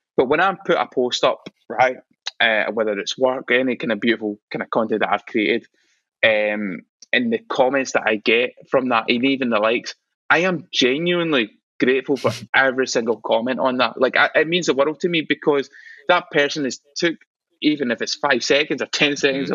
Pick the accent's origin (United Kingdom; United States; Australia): United Kingdom; Scotland; I'm proud of being Scottish